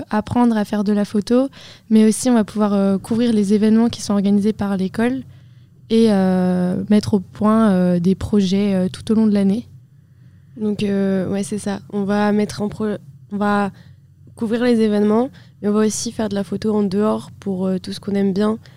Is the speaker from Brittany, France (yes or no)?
yes; Vannes, Brittany, France; je suis aussi en deuxième année. Et euh, avec Laurine, euh, on vient toutes les deux de Vannes.